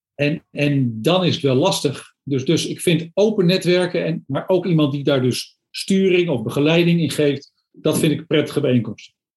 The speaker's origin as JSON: {"language": "Dutch", "town": "Amsterdam", "region": "North Holland", "country": "Netherlands", "tie": "born or raised there", "moved": "yes", "lives_now": "Zwolle area, Netherlands", "said": "ik ben geboren in Amsterdam, dus ik woon hier al een behoorlijke tijd. Ik wilde niet meer terug naar het Westen"}